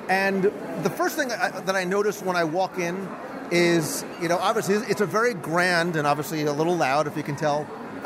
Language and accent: English; New Jersey, United States; now in Florida, United States; I was born and raised in the Northeast. I come from New Jersey